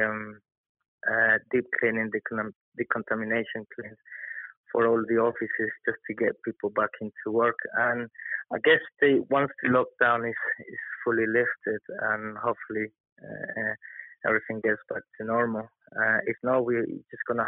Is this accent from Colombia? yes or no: yes; Colombia; also born or lived in London; now in United Kingdom; my background is that I'm from Colombia